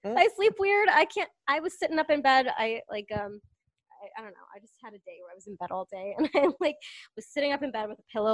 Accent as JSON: {"language": "English", "town": "Northbrook", "region": "Illinois", "country": "United States", "moved": "yes", "said": "I'm from a little north of Skokie."}